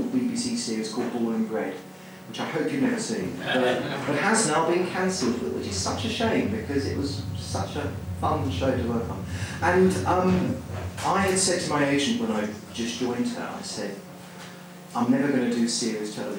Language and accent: English; Surrey, South East England, United Kingdom; also born or lived in London; I'm from Surrey